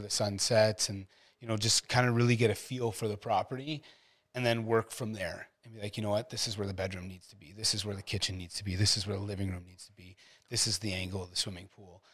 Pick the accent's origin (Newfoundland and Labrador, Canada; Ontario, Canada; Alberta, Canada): Ontario, Canada; Ottawa; moved away as an adult; I came from Ottawa